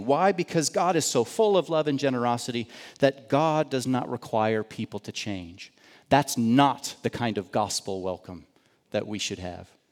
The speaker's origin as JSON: {"language": "English", "country": "United States", "tie": "born or raised there", "said": "I grew up outside of Kansas City"}